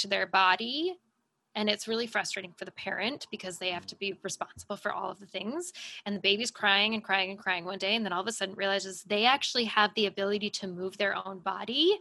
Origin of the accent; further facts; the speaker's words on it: United States; as an American